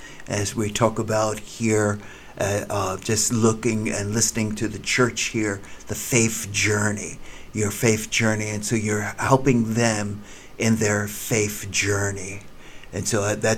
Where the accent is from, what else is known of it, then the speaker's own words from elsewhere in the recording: New Jersey, United States; moved away as an adult; also born or lived in New York City / La Mirada, California; now in Kansas City, United States; I was born in New York City, and then I was raised in New Jersey